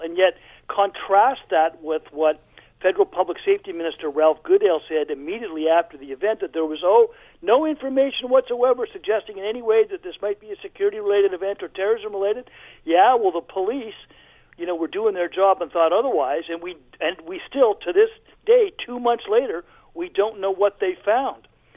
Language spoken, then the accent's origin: English; Alberta, Canada; I'm actually from Alberta